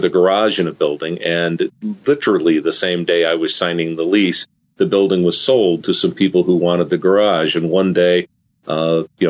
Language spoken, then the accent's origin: English; Arlington, Virginia, United States; Arlington, Virginia, which was my hometown